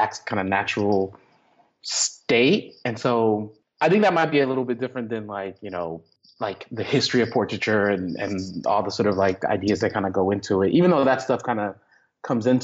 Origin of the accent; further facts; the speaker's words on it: Texas, United States; I grew up Baptist in Texas